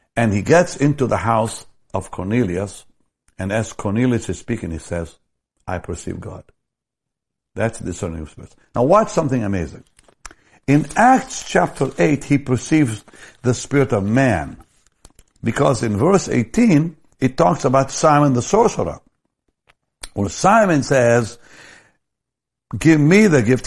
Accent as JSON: {"language": "English", "town": "Jaffa", "region": "Tel Aviv District", "country": "Israel", "tie": "born or raised there", "said": "in my hometown, Jaffa, a block away from where I was born"}